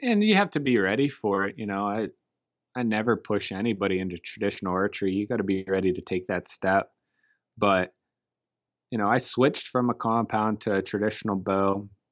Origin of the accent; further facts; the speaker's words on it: Punxsutawney, Pennsylvania, United States; we're from Pennsylvania, uh, specifically Punxsutawney, Pennsylvania, the home of the groundhog